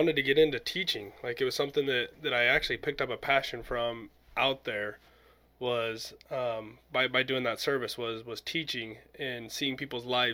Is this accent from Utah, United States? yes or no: yes; Utah, United States; I grew up in Utah